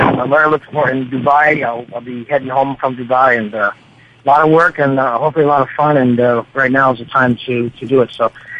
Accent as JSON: {"language": "English", "town": "Detroit", "region": "Michigan", "country": "United States", "tie": "born or raised there", "said": "I grew up in Detroit."}